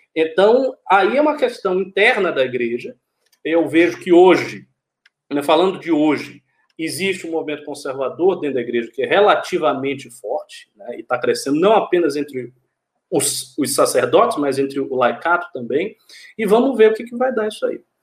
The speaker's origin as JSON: {"language": "Portuguese", "town": "Salvador", "region": "Bahia", "country": "Brazil", "said": "eu sou de Salvador"}